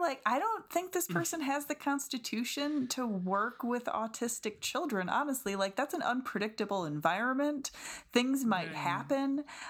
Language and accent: English; Midwest, United States; I'm from the Midwest.